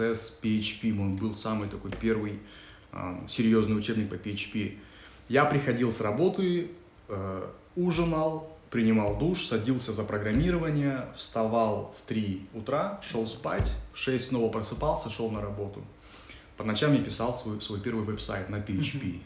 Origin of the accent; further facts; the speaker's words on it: Kazakhstan; я говорю, из Казахстана